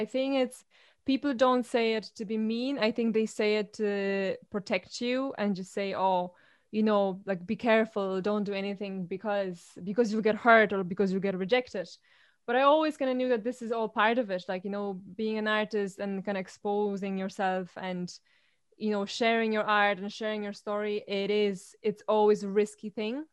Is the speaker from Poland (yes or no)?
yes; Poland; now in Ireland; I'm from Poland, embrace the fact that I have a different accent